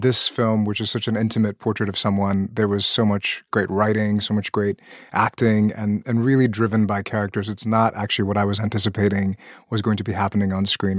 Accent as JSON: {"language": "English", "country": "Pakistan", "moved": "yes", "said": "I'm originally from Pakistan, a country that joined the nuclear arms race"}